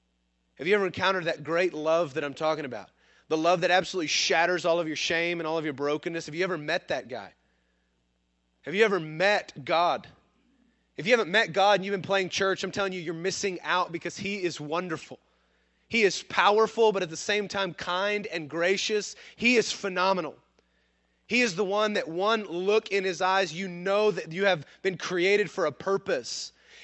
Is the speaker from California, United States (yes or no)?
no; Sundown, Texas, United States; also born or lived in Missouri; Sundown, Texas, where we came from, well, kind of came from. We made a brief stop in Missouri, but we're really from West Texas.